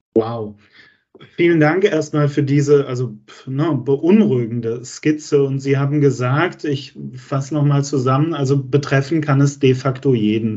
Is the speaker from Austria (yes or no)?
no; Germany; wir als Deutsche